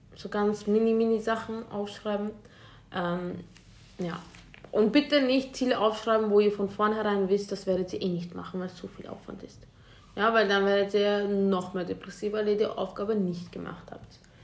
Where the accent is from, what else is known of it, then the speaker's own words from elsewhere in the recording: Vienna, Austria; wir kommen ja aus Wien, wir kommen aus Österreich